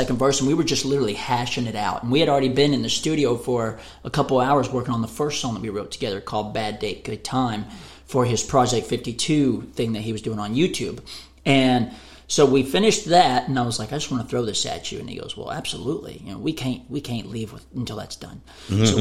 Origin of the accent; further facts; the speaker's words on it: Waco, Texas, United States; also born or lived in Hillsboro, Texas; now in Nashville, United States; I grew up in Waco, Texas.